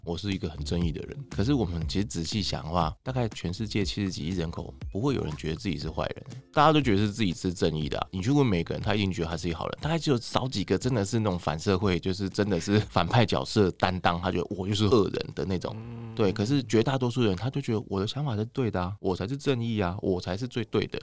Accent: Taipei, Taiwan; 因为我是台北人嘛，然后等于是北部人

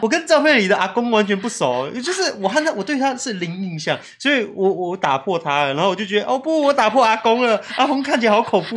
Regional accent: Tainan, Taiwan; 小时候我妈很常常带我去台南的体育公园玩

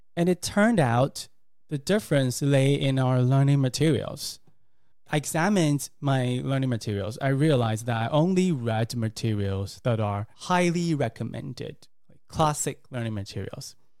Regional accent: Taiwan; English is a second language; I learned English in Taiwan

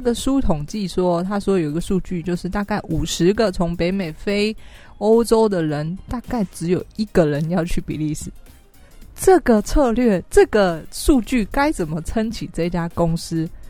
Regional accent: Taiwan; 我是台湾人

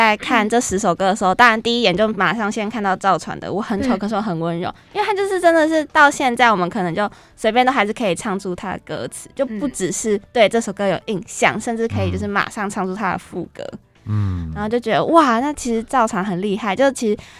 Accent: Kaohsiung, Taiwan; moved away as an adult; 我我我本身是高雄人，然后来北漂青年那种感觉

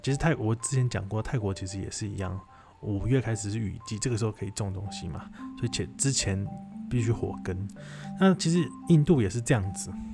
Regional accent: Taiwan; 就是知道你是从台湾来的，

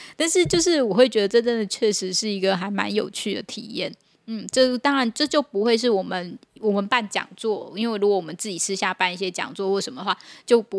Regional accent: Tainan, Taiwan; 所以我哎，我也是台南人啊，有台南朋友来参加

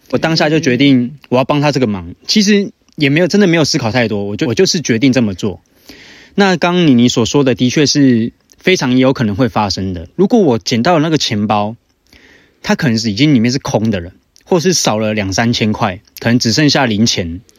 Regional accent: Taoyuan, Taiwan; 我们是桃园人

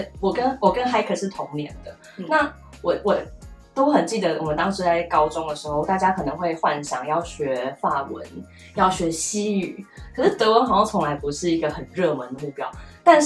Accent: Taiwan; 是，我跟英文的渊源跟大部分的台湾人都一模一样。嗯，我超级平凡，我不是从小去呃上美语补习班，也不是从小在国外长大，完全没有。

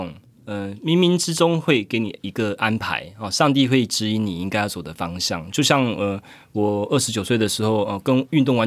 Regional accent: Zhudong, Hsinchu County, Taiwan; 至于我对于我的竹东家乡，他们会觉得我是台北人呢。

